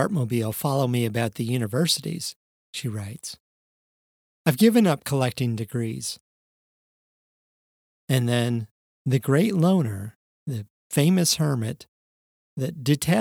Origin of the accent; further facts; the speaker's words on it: Wisconsin, United States; When I was growing up in Wisconsin in the 1970s and 80s